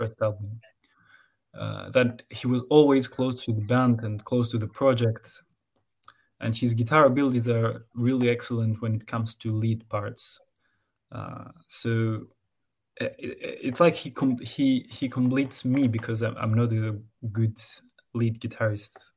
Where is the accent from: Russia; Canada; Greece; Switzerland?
Greece; now in Thessaloniki, Greece; we were together in other bands in my hometown before I moved into Saloniki